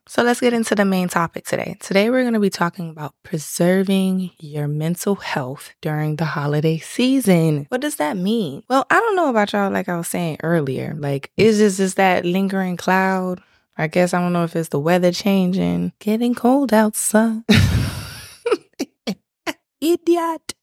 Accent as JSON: {"language": "English", "town": "Miami", "region": "Florida", "country": "United States", "said": "I'm from Miami, South Florida"}